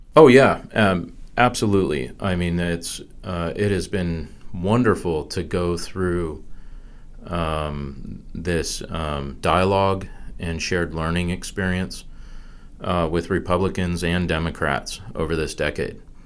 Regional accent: San Diego, California, United States; moved away as an adult; also born or lived in Wisconsin / Washington, D.C.; now in North Carolina, United States; born in Wisconsin, but I grew up in San Diego, California, and then went to school in D.C.

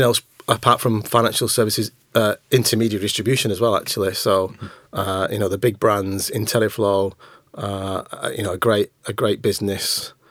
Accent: Manchester, North West England, United Kingdom; I'm from Manchester. I wasn't ready as a 19, 20, 20, 21-year-old, you know, young lad to up sticks and move and come down here.

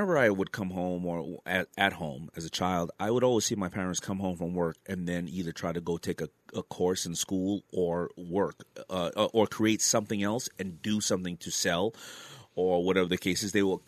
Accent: New York City, New York, United States; also born or lived in Brooklyn, New York; I was raised in Queens

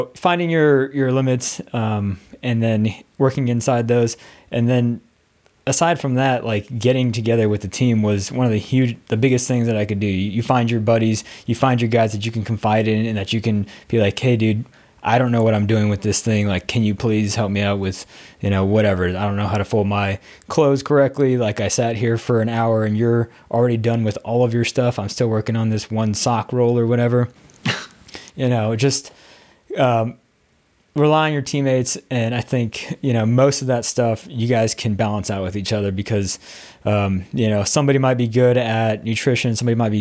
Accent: Arizona, United States; moved away as an adult; I was a dude from Arizona

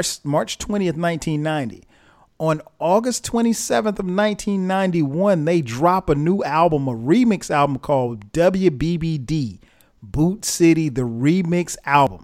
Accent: Florence, South Carolina, United States; moved away; Ray's Record Shop in Florence, South Carolina, my hometown

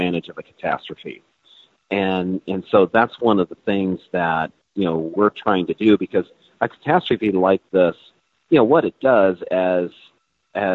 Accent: Central Iowa, United States; I'm from Central Iowa

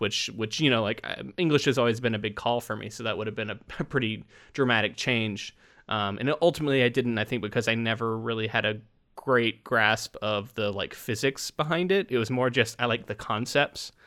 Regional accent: Space Coast of Florida, United States; growing up on the Space Coast of Florida

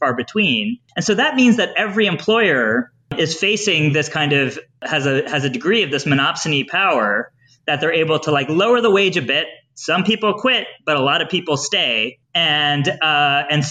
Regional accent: Newfoundland and Labrador, Canada; I'm from Newfoundland

